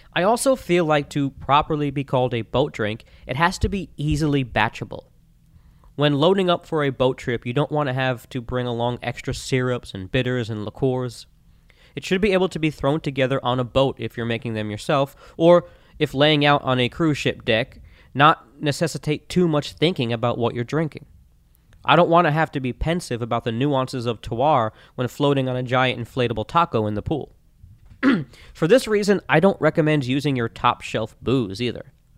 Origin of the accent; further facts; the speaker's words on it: Florida, United States; Growing up in Florida, I spent plenty of time on lakes and rivers